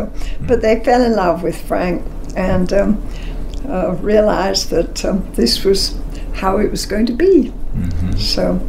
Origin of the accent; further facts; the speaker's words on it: London, United Kingdom; Oh, all the difference in the world. I grew up in London, and then when I was 14, I guess, well, we had been down on the coast in the beach when war broke out